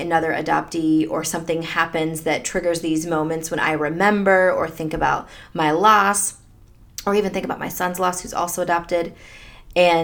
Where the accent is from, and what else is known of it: United States; born or raised there; also born or lived in Delhi, India